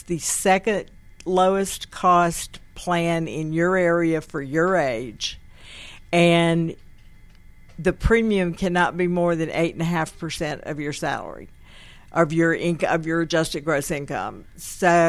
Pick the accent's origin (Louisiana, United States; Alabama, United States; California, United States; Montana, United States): Alabama, United States; Tuscaloosa; now in Georgia, United States; I originally come from Tuscaloosa, Alabama